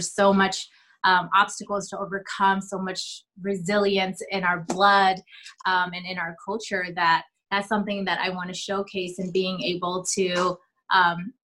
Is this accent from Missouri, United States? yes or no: yes; St. Louis, Missouri, United States; also born or lived in Oakland, California; now in Chicago, United States; moved to St. Louis when I was about five. So pretty much raised in St. Louis